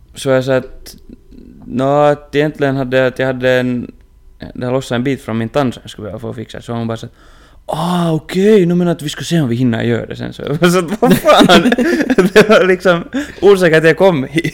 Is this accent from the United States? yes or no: no; Inkoo, Uusimaa, Finland; moved away; hemma i Ingo